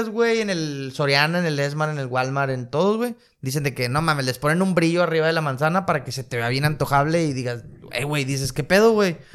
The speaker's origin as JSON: {"language": "Spanish", "country": "Mexico", "said": "Pues como buen mexicano, le, le metes más carbohidrato sobre carbohidrato sobre"}